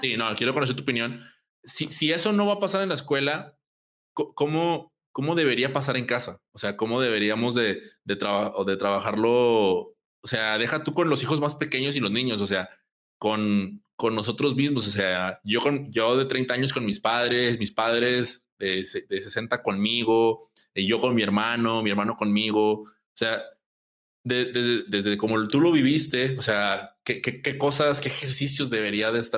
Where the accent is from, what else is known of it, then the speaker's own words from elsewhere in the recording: Monterrey, Nuevo León, Mexico; yo soy de Monterrey